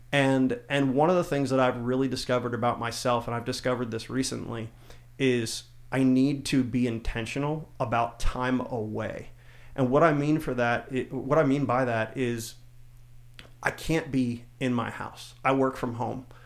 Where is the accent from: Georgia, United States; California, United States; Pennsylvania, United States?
Pennsylvania, United States; South Central; I grew up in South Central Pennsylvania